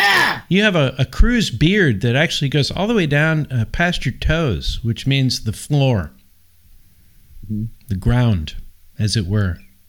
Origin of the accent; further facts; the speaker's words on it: San Francisco, California, United States; I'm from San Francisco originally.